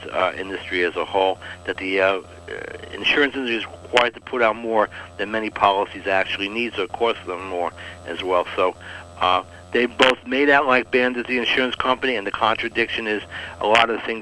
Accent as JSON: {"language": "English", "town": "New York City", "region": "New York", "country": "United States", "tie": "born or raised there", "said": "I grew up in Brooklyn. I'm from Brooklyn, New York"}